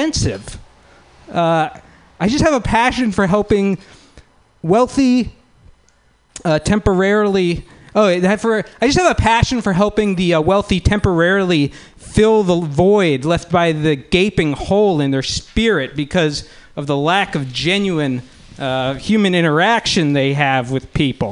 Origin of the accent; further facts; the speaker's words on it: Palo Alto, California, United States; I'm from Palo Alto